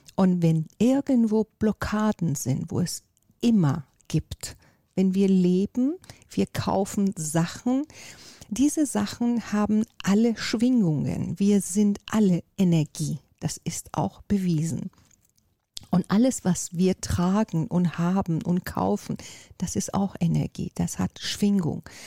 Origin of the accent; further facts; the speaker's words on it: Iran; also born or lived in Miami, United States / Lago Maggiore, Italy; now in Hamburg, Germany; Ich komme ja aus Persien